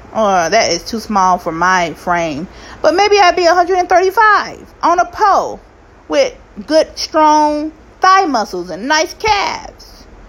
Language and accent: English; United States; also born or lived in Arkansas / Kansas City / Florida; now in California, United States; I'm from Arkansas and Kansas City